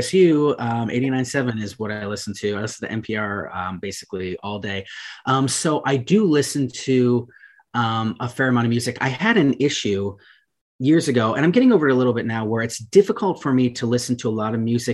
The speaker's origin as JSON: {"language": "English", "town": "Ashtabula", "region": "Ohio", "country": "United States", "tie": "born or raised there", "said": "I grew up in Ashtabula on a pig farm"}